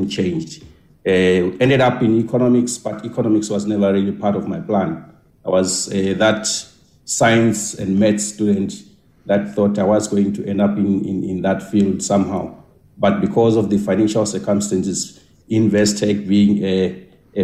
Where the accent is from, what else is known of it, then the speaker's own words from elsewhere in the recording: Soweto, Gauteng, South Africa; I grew up much of my life in Soweto